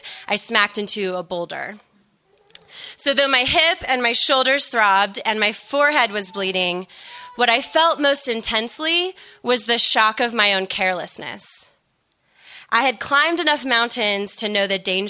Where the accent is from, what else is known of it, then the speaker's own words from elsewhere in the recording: United States; as an American in the millennial generation, I came of age in a culture of self-actualization